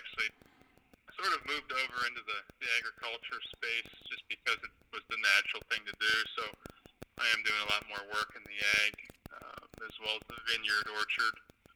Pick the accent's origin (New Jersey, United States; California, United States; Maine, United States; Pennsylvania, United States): Pennsylvania, United States; also born or lived in Mississippi / South Texas; I grew up in Pennsylvania, which is where my home is now.